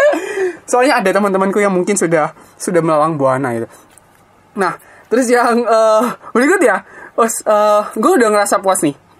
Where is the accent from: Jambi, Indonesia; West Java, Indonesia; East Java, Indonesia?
East Java, Indonesia; Blitar; Gue dari SD sampai SMA gue ngerasa kesantuyan orang Blitar